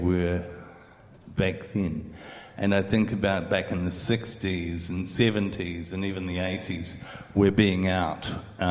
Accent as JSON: {"language": "English", "town": "Christchurch", "region": "Canterbury", "country": "New Zealand", "tie": "born or raised there", "said": "growing up in New Zealand, in Christchurch"}